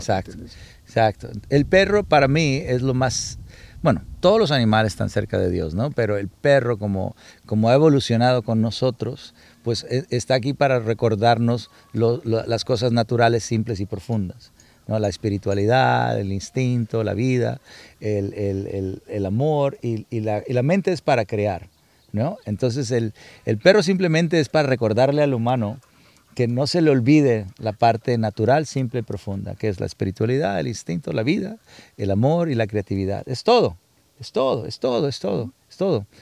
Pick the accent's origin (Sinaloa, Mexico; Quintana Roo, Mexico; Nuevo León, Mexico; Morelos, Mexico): Sinaloa, Mexico; moved away as an adult; now in United States; Yo crecí en Sinaloa